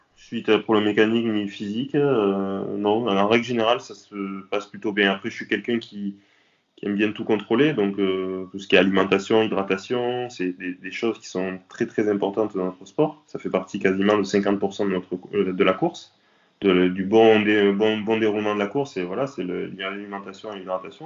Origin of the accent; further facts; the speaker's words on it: south of France, France; also born or lived in Nîmes; Je suis originaire du sud de la France. J'habite à Nîmes.